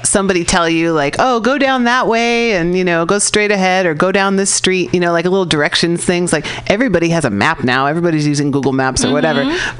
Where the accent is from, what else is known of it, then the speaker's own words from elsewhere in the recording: California, United States; I'm from California, so like when we think about other states, we're like, they're over there.